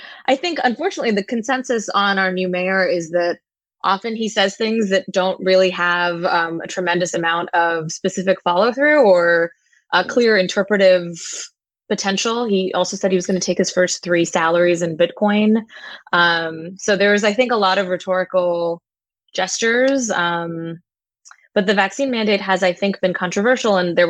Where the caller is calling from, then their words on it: Brooklyn, New York, United States; I'm calling from Brooklyn, New York, and things are looking okay from the perspective of the pandemic over here.